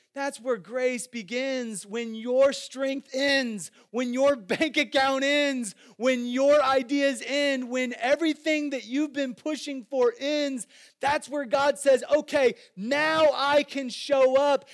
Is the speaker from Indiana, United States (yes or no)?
no; Iowa, United States; moved away; I grew up in Iowa